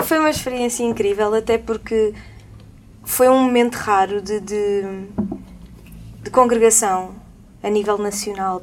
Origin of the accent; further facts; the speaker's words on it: Lisbon, Portugal; now in Madeira, Portugal; madeirense de gema, nascida ali em Alvalade.